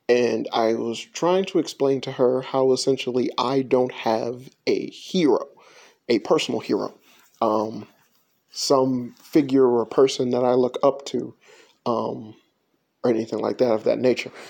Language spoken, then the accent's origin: English; Chicago, Illinois, United States; when um, I was growing up in Chicago, uh, more so than anything